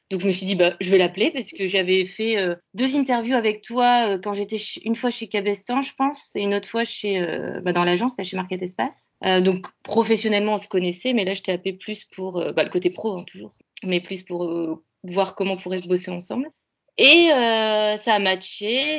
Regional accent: Lille, Hauts-de-France, France; moved away; also born or lived in Paris; je suis lilloise d'origine

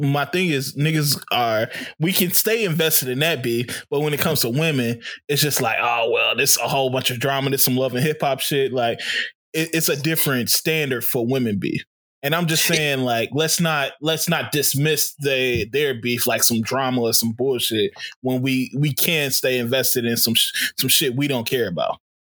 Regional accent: Chicago, Illinois, United States

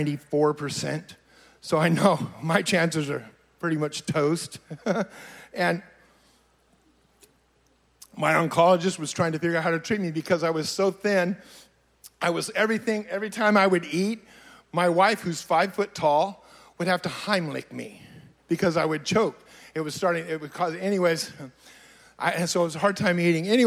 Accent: Fresno, California, United States; now in Redding, United States; I was born and raised in Fresno. I've lived in Fresno my whole life, the beautiful little metropolitan

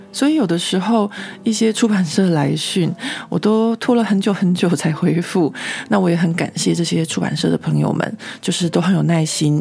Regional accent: Taiwan; now in Paris, France; 我这个台湾人

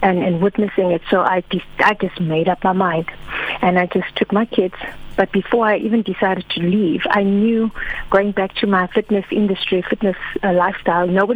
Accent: KwaZulu-Natal, South Africa; moved away as an adult; also born or lived in Eastern Cape; now in Cape Town, South Africa; I moved to Eastern Cape because I was from Natal

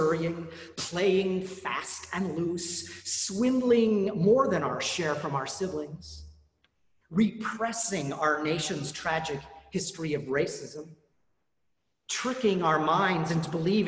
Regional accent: Colorado, United States; I grew up in Colorado

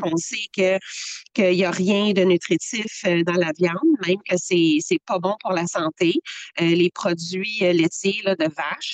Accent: Quebec, Canada; je suis québécoise avec l'antécédence. Euh, amérindien

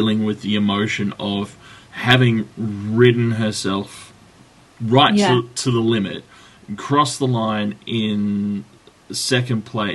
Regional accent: Australia; Speaking as an Australian

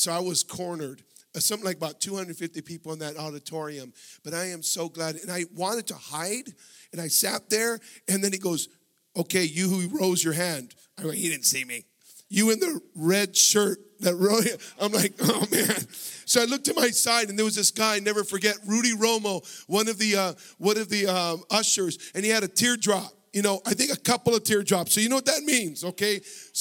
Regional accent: Los Angeles, California, United States; now in Washington, United States; I was born and raised here. I was raised in San Fernando Valley

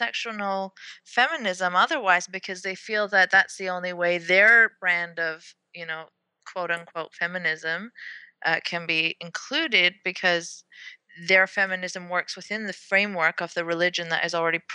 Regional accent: Saudi Arabia; I grew up in Saudi Arabia

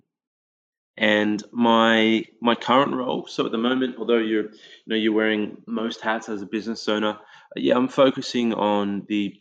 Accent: Australia; growing up in the Australian multicultural climate, you know, like as a kid, you're growing up

